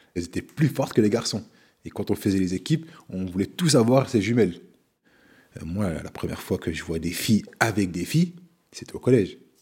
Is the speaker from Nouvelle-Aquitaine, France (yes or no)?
no; Remiremont, Grand Est, France; born or raised there